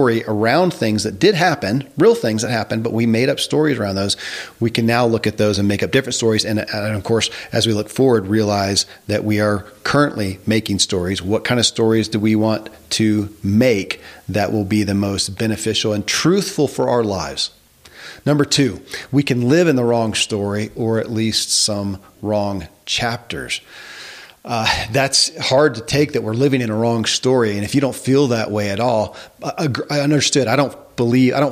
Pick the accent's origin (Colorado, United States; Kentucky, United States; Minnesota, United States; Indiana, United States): Kentucky, United States; born or raised there